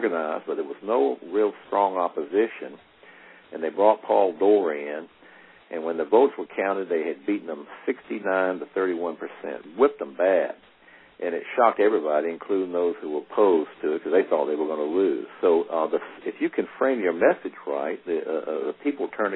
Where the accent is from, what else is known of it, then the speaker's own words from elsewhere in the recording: Aiken, South Carolina, United States; Aiken, South Carolina, which is my hometown